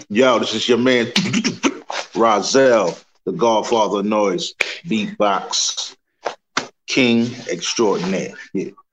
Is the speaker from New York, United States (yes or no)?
yes; New York City, New York, United States; I grew up in Queens